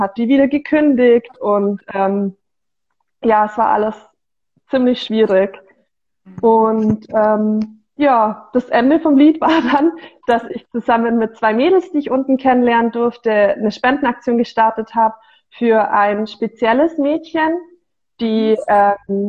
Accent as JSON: {"language": "German", "region": "Bavaria", "country": "Germany", "said": "Ich bin 25 Jahre alt und ich komme eigentlich aus der ähm, Augsburger Gegend mhm. und ähm, habe dort dann 2019 meinen Bachelor abgeschlos"}